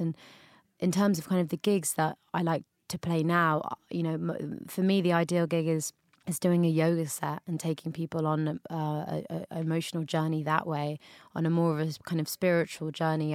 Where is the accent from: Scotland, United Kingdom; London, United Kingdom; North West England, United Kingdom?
London, United Kingdom; now in New York, United States; growing up in London, we obviously have a big Jamaican community there